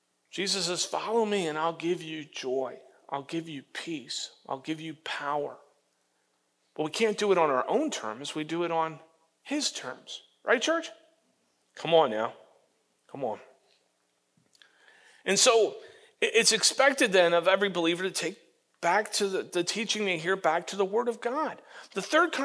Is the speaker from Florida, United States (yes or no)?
yes; Florida, United States; When I was growing up in Florida, behind my parents' house, we had two orange trees